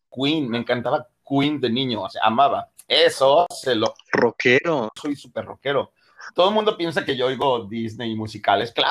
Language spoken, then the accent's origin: Spanish; Mexico City, Mexico; De la Ciudad de México, Chilango.